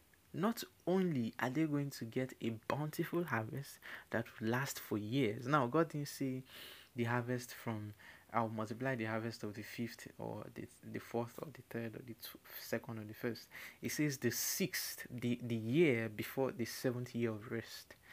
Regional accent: Nigeria; I'm African, I'm Nigerian

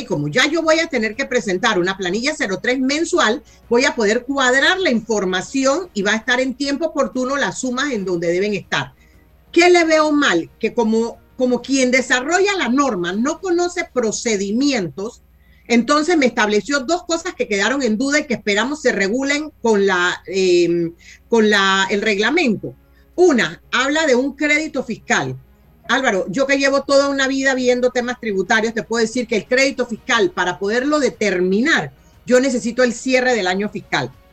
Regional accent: Panama; como panameños

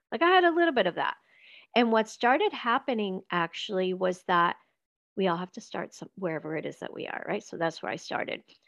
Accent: Venezuela; moved away; when i left venezuela

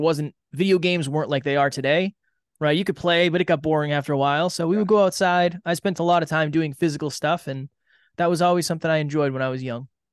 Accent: Uxbridge, Massachusetts, United States; I grew up in a small town in Massachusetts, Uxbridge, Massachusetts.

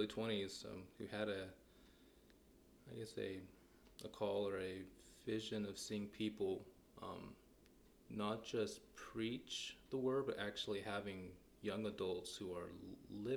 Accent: east of San Francisco, California, United States; moved away as an adult; I grew up in California

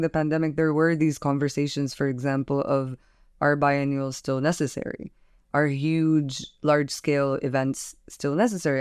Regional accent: Palestine; now in Beirut, Lebanon; I'm a curator from Palestine

